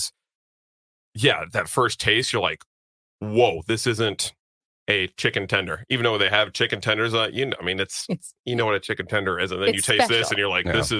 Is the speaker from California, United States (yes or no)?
yes; California, United States; moved away; I grew up in California